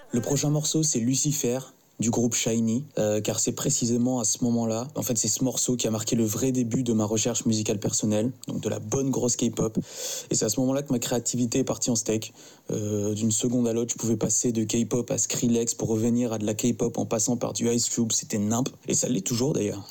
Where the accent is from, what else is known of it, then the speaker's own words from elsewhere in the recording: Madagascar; à mon pays d'origine, donc Madagascar